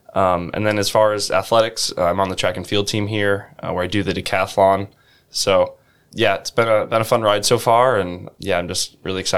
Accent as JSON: {"language": "English", "town": "Iowa City", "region": "Iowa", "country": "United States", "tie": "born or raised there", "said": "I grew up in Iowa City"}